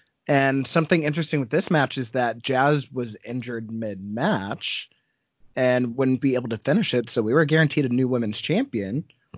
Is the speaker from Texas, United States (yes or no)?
no; Buffalo, New York, United States; in Buffalo, my hometown.